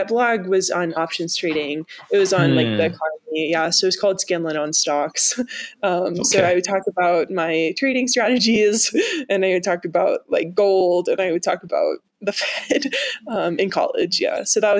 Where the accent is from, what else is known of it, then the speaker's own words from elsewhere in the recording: Kentucky, United States; I grew up in Kentucky, and the finance industry is not super prominent there.